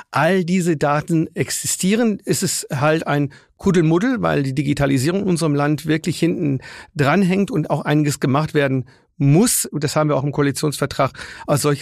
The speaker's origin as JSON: {"language": "German", "town": "Würzburg", "region": "Bavaria", "country": "Germany", "tie": "born or raised there", "said": "bei mir in meiner Heimat Würzburg, in den den Pflege- und Altenheimen"}